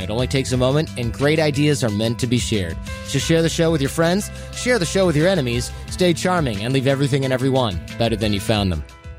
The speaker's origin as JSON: {"language": "English", "region": "Michigan", "country": "United States", "tie": "born or raised there", "also_born_or_lived": "California", "moved": "as an adult", "lives_now": "New York, United States", "said": "I grew up in a less rural area, suburban Michigan"}